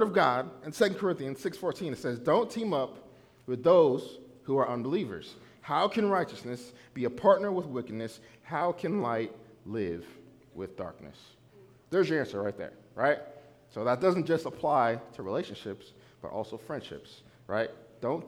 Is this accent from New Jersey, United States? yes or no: yes; New Jersey, United States; I'm from New Jersey